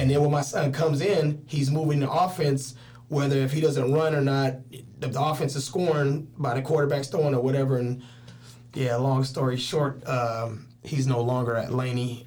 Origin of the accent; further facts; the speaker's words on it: Richmond, California, United States; also born or lived in East Palo Alto, California; I was born in East Palo Alto and raised in Richmond